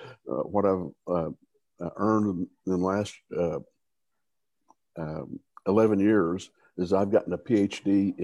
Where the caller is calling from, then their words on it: Houston, Texas, United States; I'm calling in from Houston, Texas.